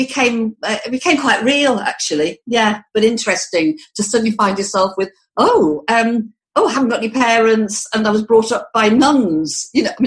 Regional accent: the Wirral, Merseyside, North West England, United Kingdom; I actually come from the Wirral. If I told somebody I came from Liverpool, oh, I say Merseyside because it's easier

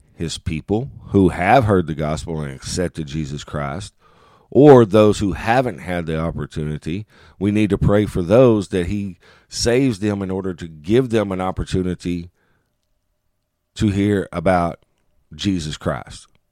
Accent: United States; as American men

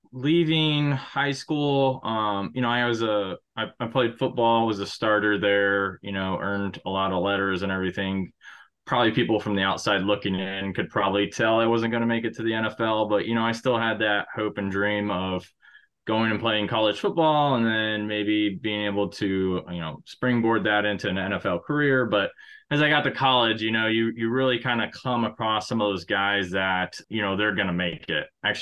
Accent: Arizona, United States; born there; also born or lived in Guam / Oklahoma / Panama / North Dakota; I started off, I was born in Arizona. We moved to Guam, Oklahoma, Panama, the country.

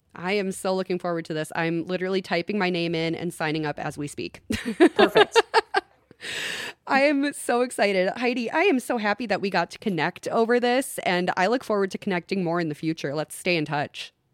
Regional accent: Long Prairie, Minnesota, United States; I grew up in Long Prairie. I'm very familiar with the Christie House and that neck of the woods.

